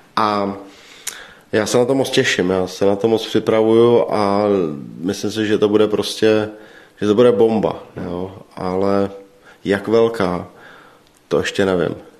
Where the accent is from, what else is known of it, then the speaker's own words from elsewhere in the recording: Czechia; my jako Češi